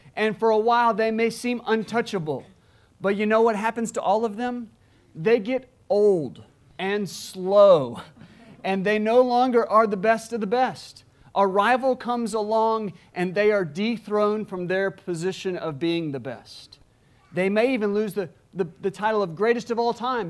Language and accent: English; Alabama, United States; moved away; my home state of Alabama